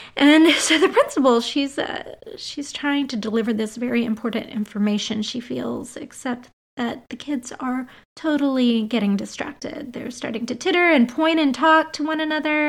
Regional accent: Los Angeles, California, United States; I grew up in the Silver Lake uh, area in the mid to late 80s. Well, I not really grew up, but I was here as a kid

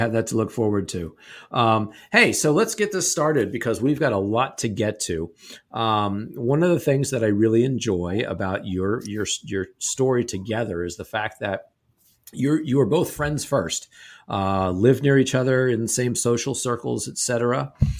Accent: Canada; accent: Canadian; My Canadian accent coming back from upstate New York.

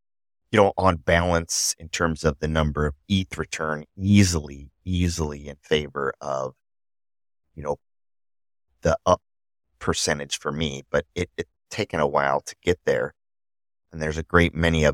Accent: Midwest, United States; accent: nasally Midwest; I am from the Midwest, so apparently we have a nasally sound

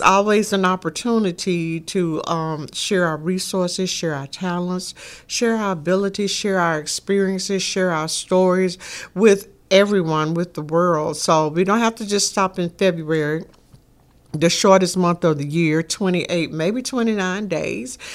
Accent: Shreveport, Louisiana, United States; growing up in Shreveport, Louisiana.

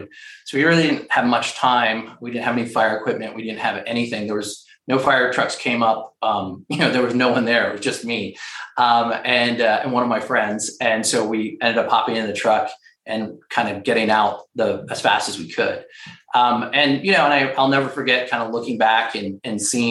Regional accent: Florida, United States; moved away; I grew up in Florida.

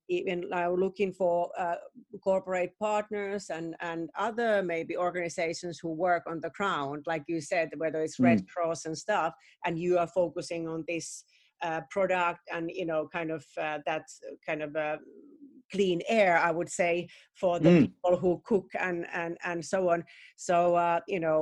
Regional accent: Finland; now in United Kingdom; my home country where I'm originally in Finland

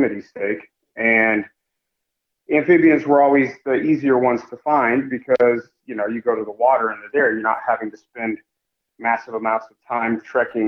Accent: Kansas City, United States; growing up in Kansas City

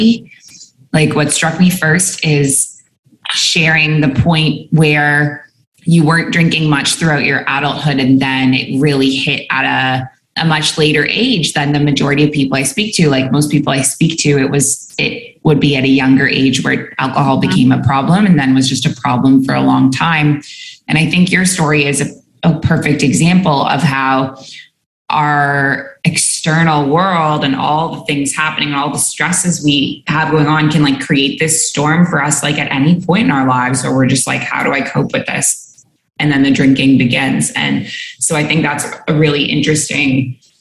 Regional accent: Toronto, Ontario, Canada; moved away as an adult; also born or lived in Dubai, United Arab Emirates / Abu Dhabi, United Arab Emirates; now in Bali, Indonesia; where we grew up in Toronto

